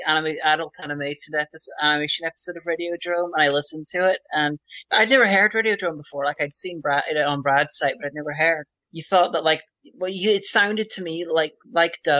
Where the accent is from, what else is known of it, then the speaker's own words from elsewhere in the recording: Derry, Northern Ireland, United Kingdom; Derry, where I come from in Northern Ireland